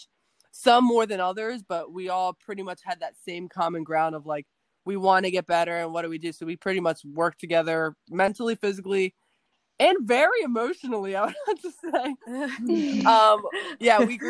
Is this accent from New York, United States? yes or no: no; New Jersey, United States; I'm from New Jersey